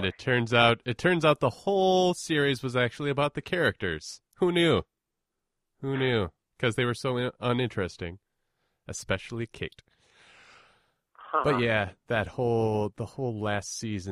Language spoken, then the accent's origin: English; Minneapolis, Minnesota, United States; I am from Minneapolis